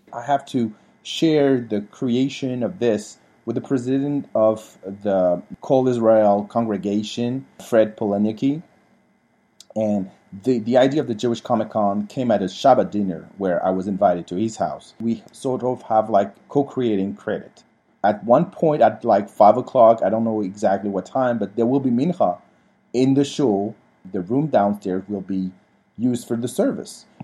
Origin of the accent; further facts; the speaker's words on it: France; moved away; the way we were raised in France